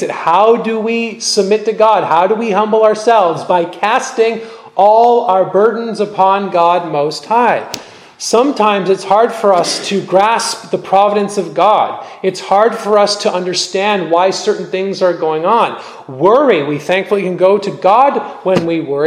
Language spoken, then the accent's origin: English; Canada; also born or lived in California; I'm Canadian